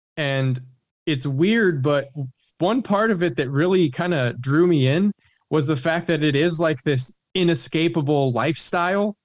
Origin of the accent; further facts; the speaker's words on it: Oregon, United States; moved away as an adult; also born or lived in Baton Rouge, Louisiana; moved back up to Oregon, which is kind of my home, you know, my home state